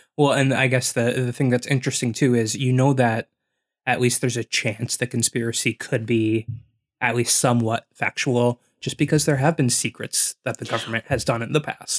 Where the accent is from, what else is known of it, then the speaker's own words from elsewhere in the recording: Wisconsin, United States; We grew up in Wisconsin